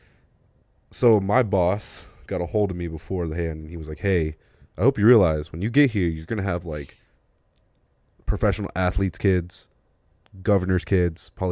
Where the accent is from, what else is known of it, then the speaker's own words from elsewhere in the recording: Texas, United States; I'm from Texas